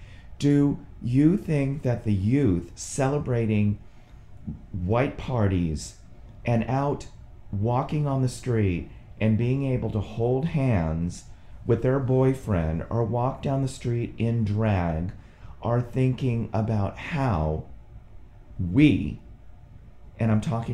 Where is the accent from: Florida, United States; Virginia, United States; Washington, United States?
Virginia, United States; Quantico; born there; So I was born in Quantico, Virginia, stayed there for 2 months.